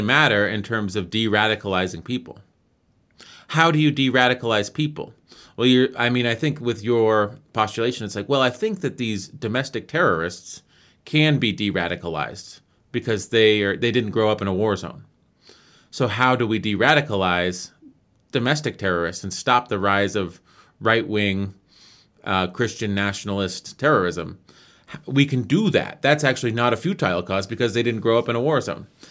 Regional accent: United States; I'm from America

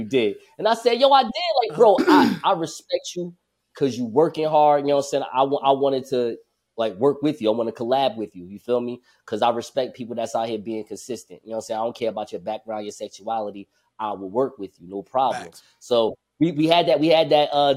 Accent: Newark, New Jersey, United States; It's a publication here in my hometown, Newark, New Jersey

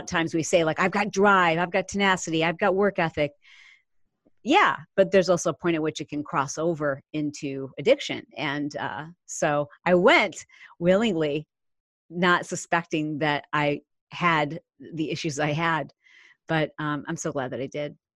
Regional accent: Michigan, United States; We grew up in the Midwest. I grew up in Michigan

